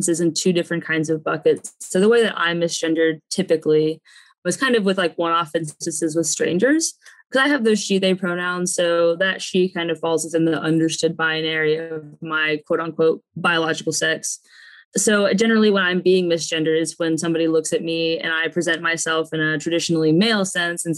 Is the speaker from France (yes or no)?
no; the South, United States; I'm from the South.